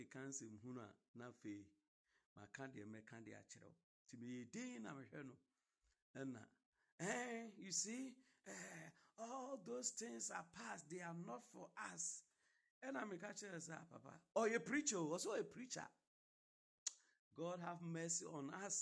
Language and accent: English; Ghana; I'm a Ghanaian.